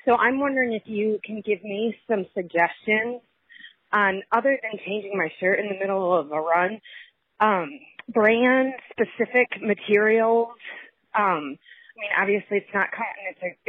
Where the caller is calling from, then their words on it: Kansas City, United States; I'm calling from Kansas City.